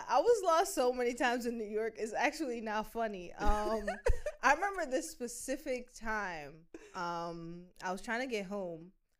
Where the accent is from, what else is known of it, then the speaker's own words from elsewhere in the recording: Jamaica; moved away; given that we're Jamaican